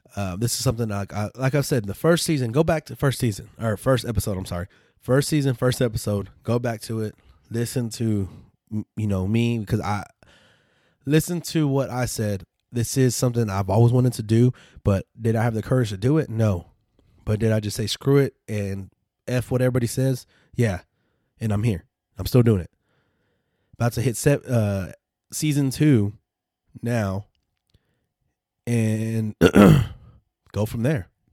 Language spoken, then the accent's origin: English; West Texas, United States; we're from Texas, so West Texas